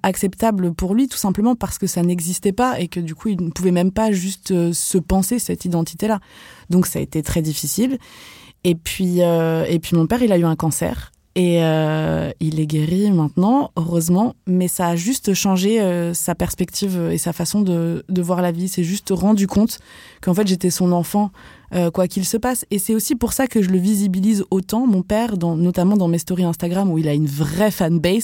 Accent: Vendée, Pays de la Loire, France; moved away; also born or lived in Algeria; j'ai grandi en Vendée

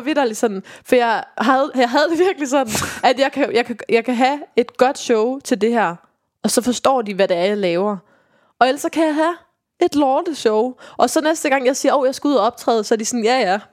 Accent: Viborg, Central Denmark Region, Denmark; moved away; jeg kommer jo fra Viborg

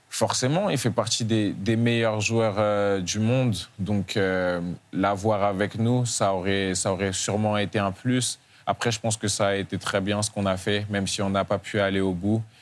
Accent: Bordeaux, Nouvelle-Aquitaine, France; also born or lived in Rouen / Dijon; C'est surtout à Bordeaux que j'ai vraiment pris conscience de, la vie que j'avais

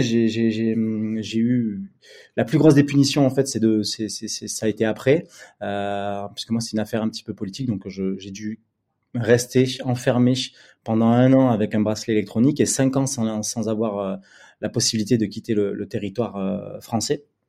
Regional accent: Bordeaux, Nouvelle-Aquitaine, France; also born or lived in Paris; je suis retourné à Bordeaux, ma ville natale

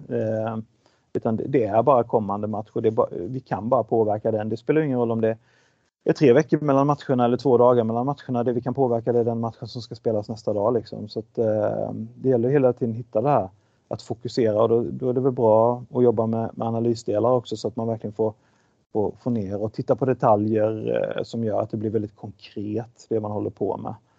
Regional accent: Sweden; moved away as an adult; also born or lived in Malmö, Sweden / Switzerland; Jag kom ju dessutom från Sverige

